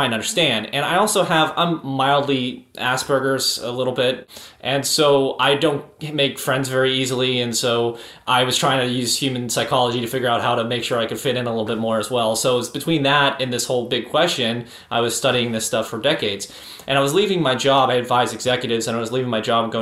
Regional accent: Pittsburgh, Pennsylvania, United States; I'm from Pittsburgh originally

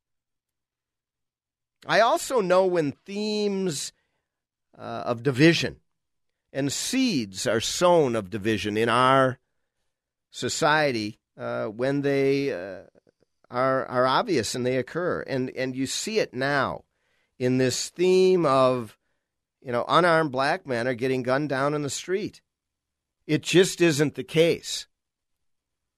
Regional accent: United States; as an American Jew

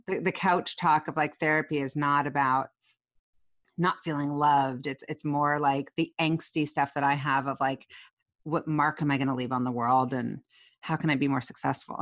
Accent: Seattle, Washington, United States; we both are Seattleites

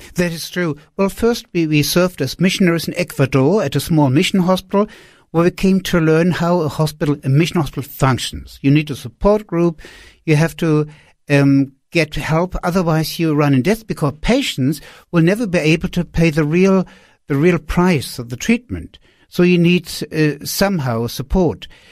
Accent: Wiesbaden, Hesse, Germany; moved away; also born or lived in Peru; I was sitting in a sma-, in a small apartment in Rees Baden, that's my hometown, close to Frankfurt

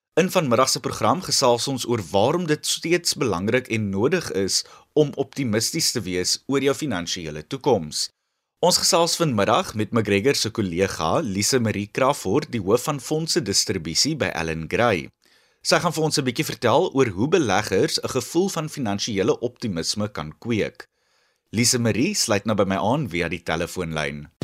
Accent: South Africa

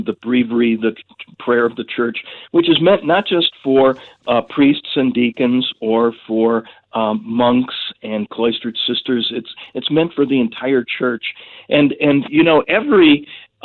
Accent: Milwaukee, Wisconsin, United States; growing up in the Milwaukee area

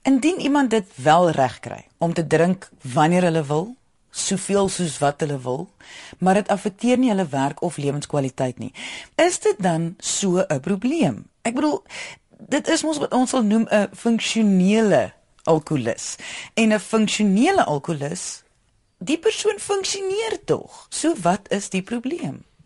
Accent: South Africa; Ons as Suid-Afrikaners

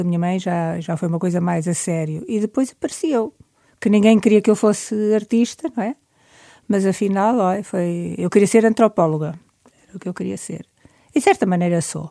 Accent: Porto, Norte, Portugal; now in Lisbon, Portugal; portuguesa, sim, sou portuguesa, mas o que eu sou é do Porto, não é? Embora eu esteja a viver aqui

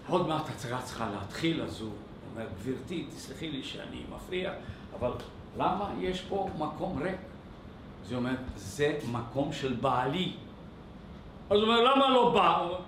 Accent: Sofia, Sofia City, Bulgaria; also born or lived in Dupnitsa, Bulgaria; now in Israel; אני נולדתי וגרתי בסופיה בבולגריה

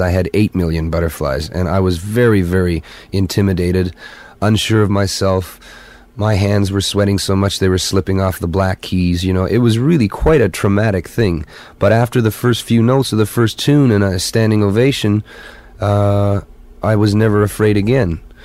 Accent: Winnipeg, Manitoba, Canada; it was my hometown. It happened to be Winnipeg

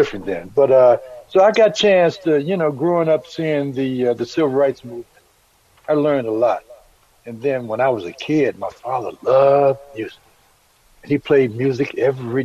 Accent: Washington, District of Columbia, United States; I was born and raised in Washington, D.C., 1950

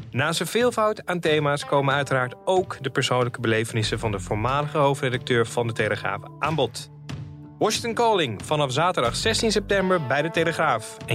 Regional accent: Netherlands; Ik ben opgegroeid in Nederland, getogen in Nederland.

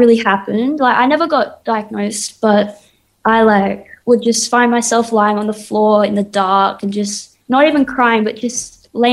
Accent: Perth, Western Australia, Australia; also born or lived in Sydney; I was born in Sydney, but I was mainly raised in Perth

